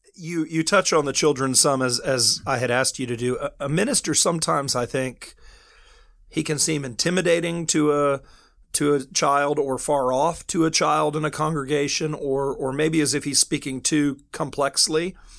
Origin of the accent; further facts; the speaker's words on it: United States; moved away as an adult; now in United Kingdom; I'm an American ministering here in the in the United Kingdom